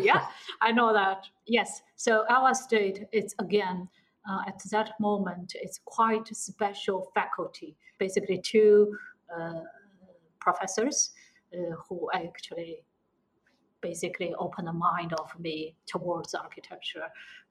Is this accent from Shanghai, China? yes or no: yes; Shanghai, China; I'm from Shanghai, yes.